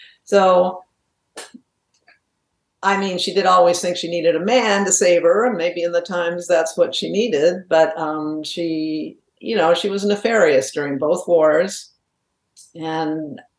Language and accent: English; New England, United States; born there; But I was born in New England, and my father was a very successful corporate exec, and we moved a lot.